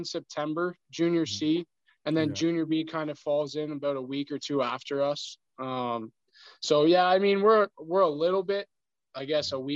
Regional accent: Leamington, Ontario, Canada; I grew up in South Point, played South Point till Bantam, and then played 3 years in Sun County before I went to junior

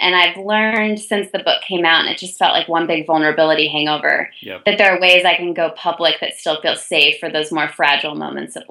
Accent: Chicago, Illinois, United States; moved away; also born or lived in Ann Arbor, Michigan / Davidson, North Carolina; I'd grown up in Chicago, Illinois

